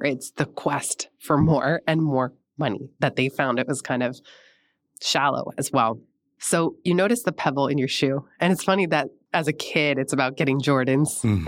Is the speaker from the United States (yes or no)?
yes; San Francisco, California, United States; I grew up in San Francisco, right in the inner Richmond